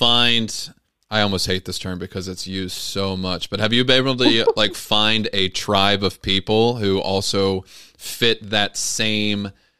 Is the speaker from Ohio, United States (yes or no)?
yes; Ohio, United States; now in North Carolina, United States; Because I grew up in Ohio.